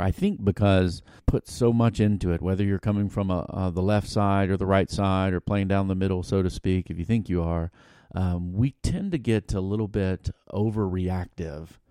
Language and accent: English; United States; growing up in America